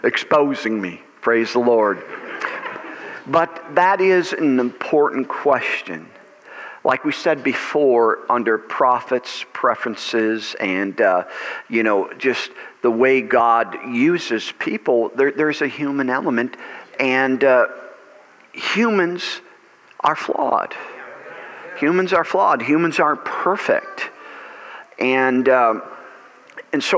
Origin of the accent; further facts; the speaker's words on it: United States; I am an American. I enjoy being an American